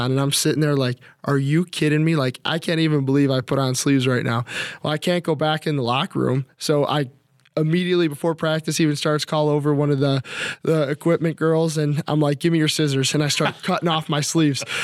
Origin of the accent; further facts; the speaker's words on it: Midwest, United States; but I grew up in the Midwest where snow is a normal part of of the season